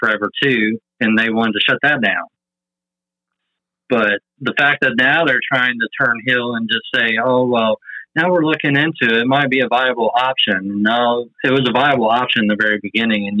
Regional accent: Evansville, Indiana, United States; moved away as an adult; now in Kentucky, United States; I grew up in Evansville, Indiana. So, you know, I lived there for 40 years

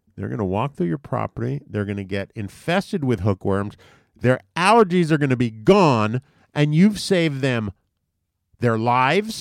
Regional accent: U.S. Virgin Islands; when I grew up in Saint Thomas

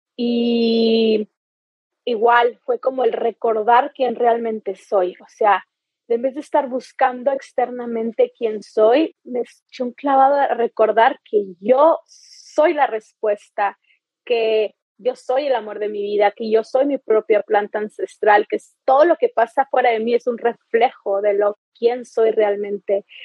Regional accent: Chihuahua, Mexico; now in Playa del Carmen, Mexico; Yo soy mexicana, nací en Chihuahua, en el norte y aquí es mi base

